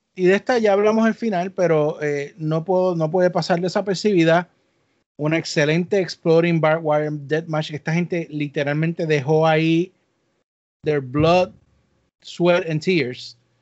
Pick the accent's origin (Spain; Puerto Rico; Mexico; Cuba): Puerto Rico; los que nos criamos en Puerto Rico